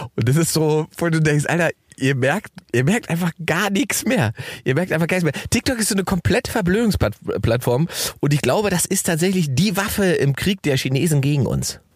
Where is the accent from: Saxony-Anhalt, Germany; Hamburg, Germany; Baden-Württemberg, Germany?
Saxony-Anhalt, Germany; Salzwedel; moved away; Salzwedel, meine Heimatstadt